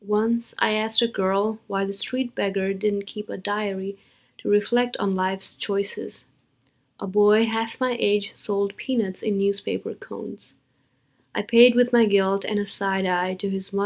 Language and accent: English; Kathmandu, Bagmati, Nepal; moved away as an adult; now in United States; I'm from Kathmandu, Nepal. I arrived in America in 2001